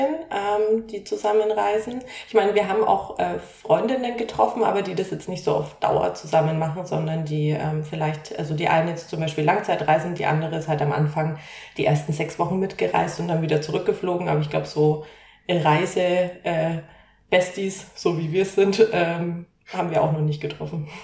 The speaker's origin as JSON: {"language": "German", "town": "Nuremberg", "region": "Bavaria", "country": "Germany", "tie": "born or raised there", "moved": "as an adult", "said": "komme ebenfalls aus, ebenfalls aus Nürnberg. Also Lisa und ich kennen uns gefühlt ewig seit der Grundschule"}